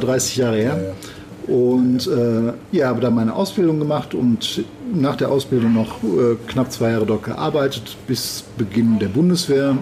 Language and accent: German; Gevelsberg, North Rhine-Westphalia, Germany; moved away as an adult; now in Düsseldorf, Germany; gebürtig aus Gevelsberg, also nicht aus Düsseldorf